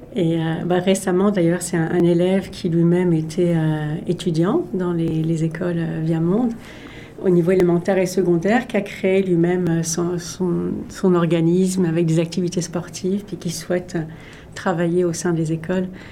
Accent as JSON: {"language": "French", "town": "Paris", "region": "Île-de-France", "country": "France", "tie": "born or raised there", "moved": "as an adult", "lives_now": "Canada", "said": "J'ai grandi en France"}